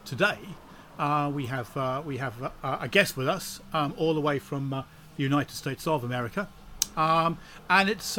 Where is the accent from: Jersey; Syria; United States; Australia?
Jersey; moved away; I grew up in Jersey in the Channel Islands, that kind of island thing